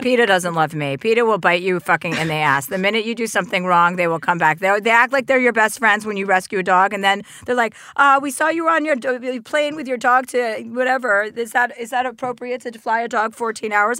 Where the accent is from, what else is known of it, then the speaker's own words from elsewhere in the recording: New Jersey, United States; I'm from New Jersey